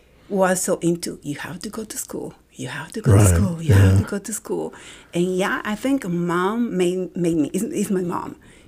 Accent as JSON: {"language": "English", "town": "Medellín", "region": "Antioquia", "country": "Colombia", "tie": "born or raised there", "accent": "Colombian", "second_language": "English", "moved": "as an adult", "lives_now": "Austin, United States", "said": "I was born in Medellin, Colombia."}